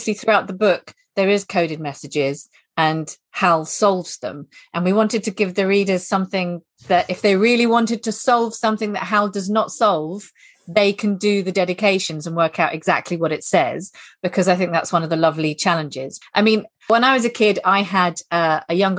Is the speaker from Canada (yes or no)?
no; England, United Kingdom; being English that we all discover when we first start traveling